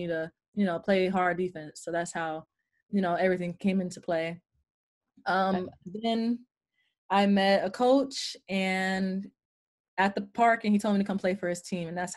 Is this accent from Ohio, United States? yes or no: no; New York City, New York, United States; I'm from Queens, New York. Well, you know, Jamaica, Queens